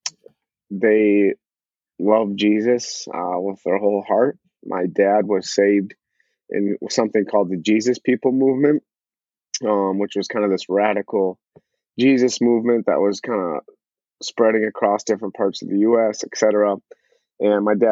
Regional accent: Eagan, Minnesota, United States; So I grew up in Eagan, Minnesota specifically. So born and raised Eagan, all I've known is Minnesota my whole life.

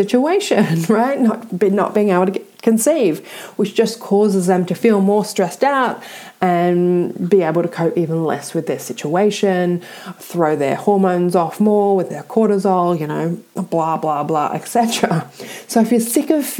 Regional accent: Australia; I'm Australian

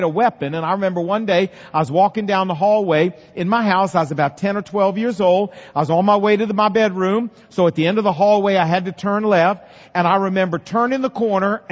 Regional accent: Portsmouth, Virginia, United States; when I was growing up in Portsmouth, Virginia

